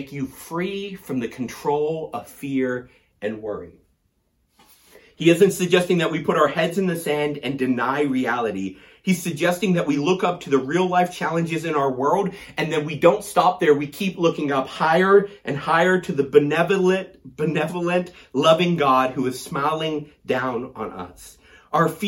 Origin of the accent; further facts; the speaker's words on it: Tennessee, United States; I was growing up in Tennessee